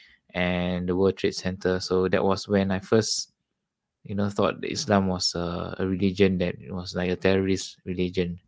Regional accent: Singapore; also born or lived in Australia; I'm from Singapore

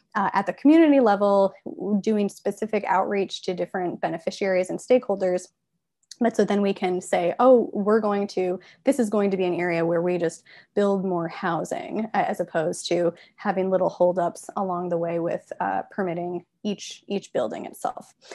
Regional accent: Midwest, United States; I'm from the Midwest

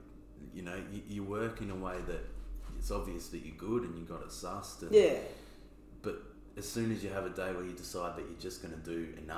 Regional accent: Clare, South Australia, Australia; also born or lived in Gawler; now in Adelaide, Australia; our family, we moved from Clare like, I would have been around like 13, 14.

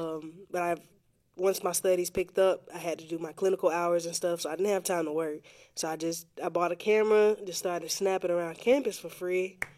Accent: Pensacola, Florida, United States; I was born and raised here in Pensacola, Florida. Been spending all 23 of my years here.

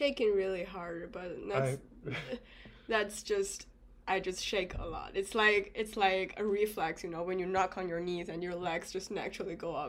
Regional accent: China; moved away; I'm from China. I speak Mandarin.

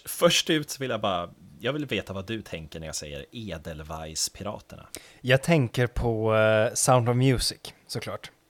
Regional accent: Kalix, Norrbotten County, Sweden; en liksom, jag är från Kalix

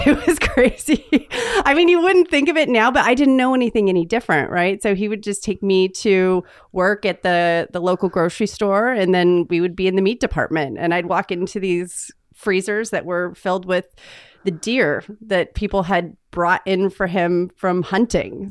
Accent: Northern California, United States; think of Sacramento and the Oregon border, and I'm halfway in between

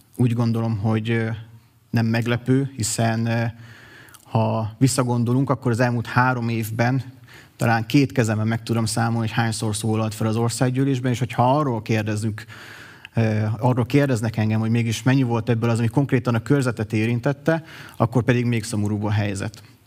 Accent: Miskolc, Borsod-Abaúj-Zemplén, Hungary; Miskolcon születtem, itt is végeztem a tanulmányaimat

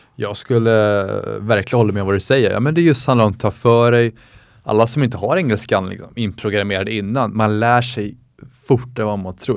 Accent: Sweden; moved away as an adult; also born or lived in United States; som svensk

